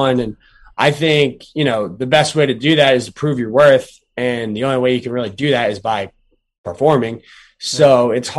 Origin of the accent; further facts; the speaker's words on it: Glassboro, New Jersey, United States; the town I grew up in Glassboro, New Jersey